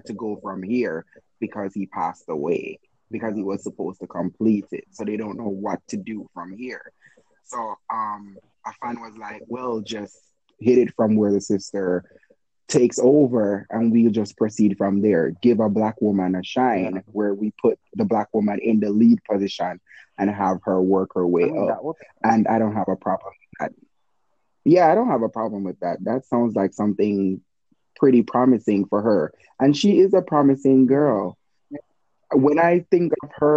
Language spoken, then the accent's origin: English; the South, United States; I'm from the South